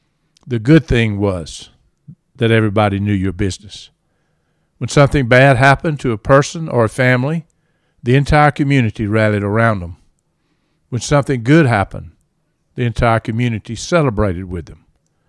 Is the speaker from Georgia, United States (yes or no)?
yes; Reynolds, Georgia, United States; moved away; I had the privilege to grow up in Reynolds, Georgia, a small rural town in central Georgia that produced many very successful people in life.